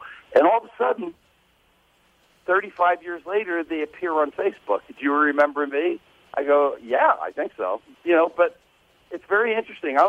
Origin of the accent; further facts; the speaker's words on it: New Jersey, United States; my group comes out from New Jersey. We're all Italian